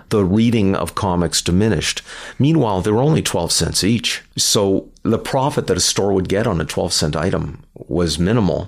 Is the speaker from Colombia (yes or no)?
no; Canada; We're Canadian